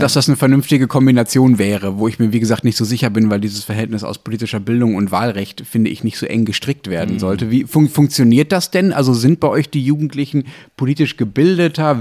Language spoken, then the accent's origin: German; Germany; hier bei uns in Deutschland